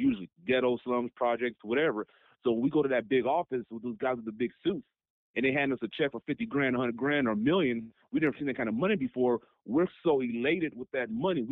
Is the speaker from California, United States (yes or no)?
yes; Long Beach, California, United States; I'm from Long Beach, California. I'm from Long Beach, LBC, City by the Sea. I'm from there